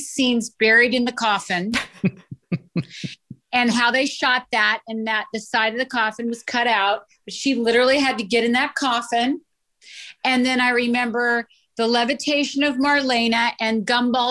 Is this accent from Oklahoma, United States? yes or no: no; Medford, Oregon, United States; moved away; I came from Medford, Oregon, and I grew up watching the show with my mom